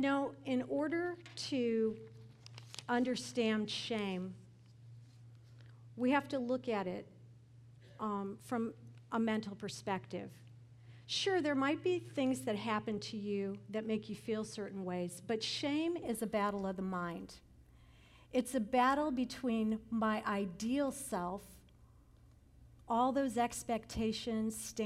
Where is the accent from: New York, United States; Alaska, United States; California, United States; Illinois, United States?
Illinois, United States; Chicago; I'm from Chicago